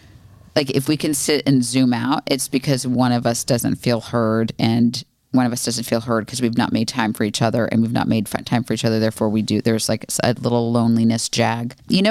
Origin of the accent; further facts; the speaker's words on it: United States; So I think half is probably what a normal person should eat because we're American.